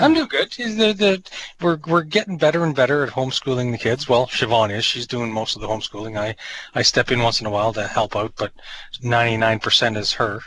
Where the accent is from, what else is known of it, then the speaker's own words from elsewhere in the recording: New Brunswick, Canada; I grew up in New Brunswick, and we would camp